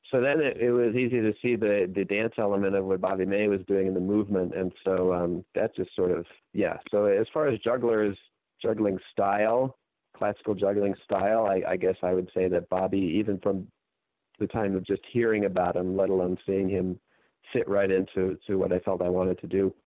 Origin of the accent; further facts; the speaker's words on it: Santa Monica, California, United States; I grew up in Santa Monica, California